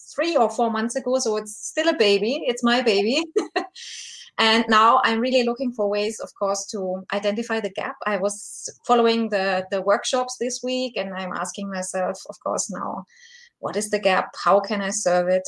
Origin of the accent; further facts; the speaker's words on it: Germany; I'm from Germany, so it's quite late over here.